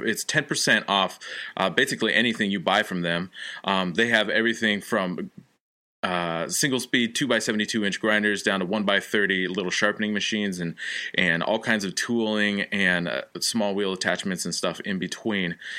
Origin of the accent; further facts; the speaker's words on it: Olympia, Washington, United States; now in Connecticut, United States; originally from Olympia, Washington, now living in Connecticut